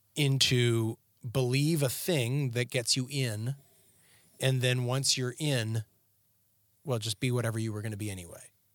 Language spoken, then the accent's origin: English; Canada; moved away as an adult; now in Tennessee, United States; growing up in Canada.